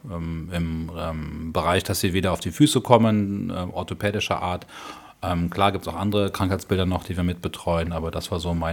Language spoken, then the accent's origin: German; North Rhine-Westphalia, Germany; vorher noch in ähm, Rhein-Sieg-Kreis, in der Nähe von Troster, wo ich herkomme.